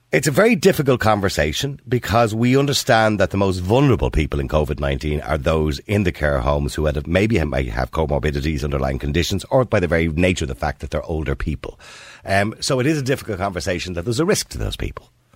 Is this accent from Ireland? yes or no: yes; Ireland; as Irish people